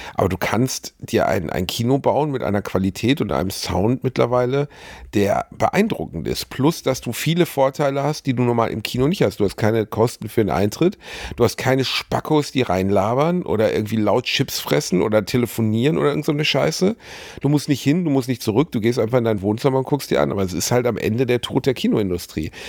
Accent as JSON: {"language": "German", "town": "Gelsenkirchen", "region": "North Rhine-Westphalia", "country": "Germany", "tie": "born or raised there", "said": "in meiner Heimatstadt Rothausen"}